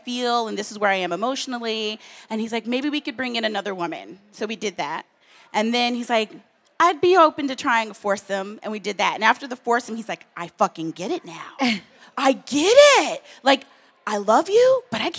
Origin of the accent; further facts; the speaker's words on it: the South, United States; now in New York, United States; I grew up in the South